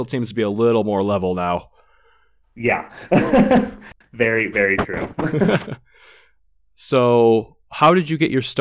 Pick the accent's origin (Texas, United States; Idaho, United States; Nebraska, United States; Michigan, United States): Michigan, United States; growing up in Michigan because you know two hours north of Detroit, everybody was a hot rodder out there.